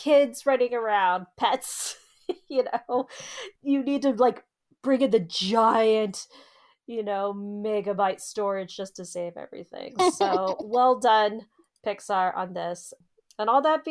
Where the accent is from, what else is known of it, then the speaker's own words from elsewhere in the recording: Arizona, United States; we're from Arizona